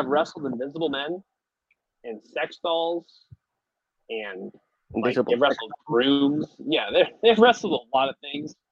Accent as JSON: {"language": "English", "town": "San Francisco", "region": "California", "country": "United States", "tie": "born or raised there", "said": "I'm also from San Francisco, California"}